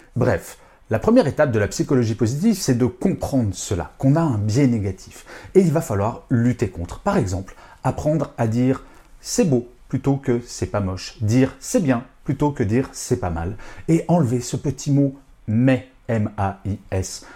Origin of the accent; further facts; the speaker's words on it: France; je suis français